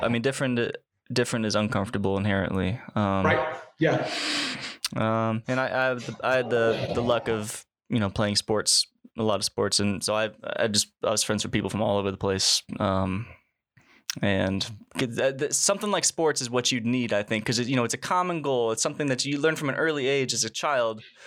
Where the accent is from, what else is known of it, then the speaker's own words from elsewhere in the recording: Springfield, Illinois, United States; also born or lived in Mexico; I'm from Springfield, Illinois, which is like right smack dab in the middle of Illinois